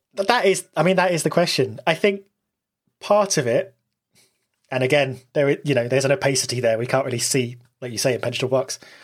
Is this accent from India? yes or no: no; United Kingdom; I'm British